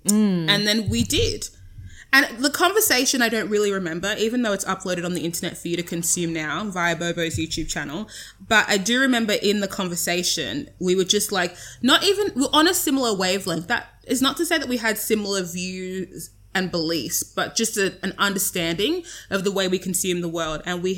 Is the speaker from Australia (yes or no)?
yes; Sydney, New South Wales, Australia; I'm from Sydney, Australia, but I'm very African.